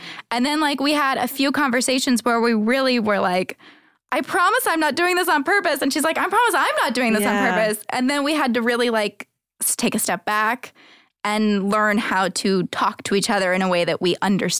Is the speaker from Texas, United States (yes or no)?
yes; Texas, United States; I'm from Texas.